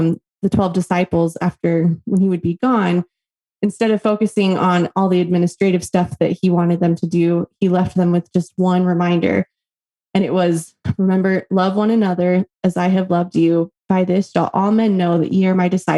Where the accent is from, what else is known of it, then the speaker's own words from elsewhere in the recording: Las Vegas, Nevada, United States; now in Tucson, United States; I grew up in Las Vegas, Nevada